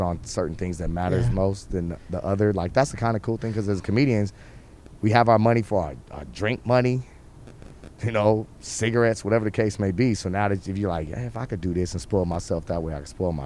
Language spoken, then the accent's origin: English; Monrovia, California, United States; also born or lived in West Los Angeles / Van Nuys; now in Riverside, United States; born West LA, lived a little in Van Nuys. I really grew up in a little city town called Monrovia.